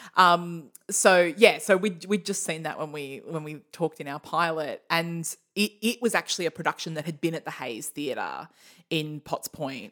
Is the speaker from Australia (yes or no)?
yes; Australia; I'm Australian for many generations